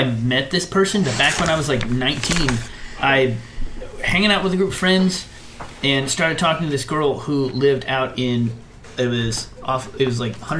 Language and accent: English; Independence, Missouri, United States; I've lived in Independence my entire life